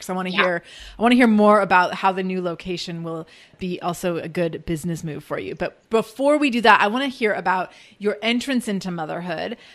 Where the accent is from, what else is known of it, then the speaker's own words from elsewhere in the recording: Seattle, Washington, United States; I grew up here in Seattle